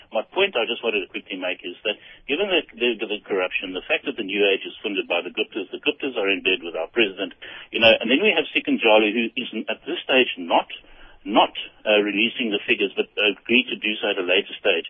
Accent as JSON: {"language": "English", "country": "South Africa", "said": "And this is what scares me as a South African, and I'm sure a lot of people, is that we need to know that it's clean money."}